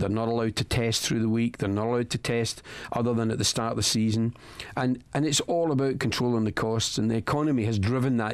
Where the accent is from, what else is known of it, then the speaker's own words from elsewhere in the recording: Scotland, United Kingdom; I'm the only Scotsman